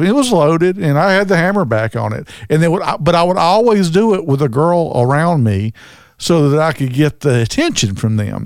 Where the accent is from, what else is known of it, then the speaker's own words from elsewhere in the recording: Southern, United States; accent: Southern; also born or lived in Birmingham, Alabama; my Southern accent.